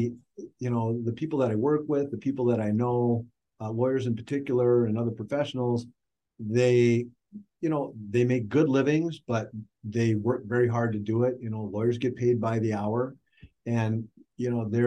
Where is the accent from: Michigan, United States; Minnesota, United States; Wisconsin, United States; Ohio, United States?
Minnesota, United States; I'm from Minnesota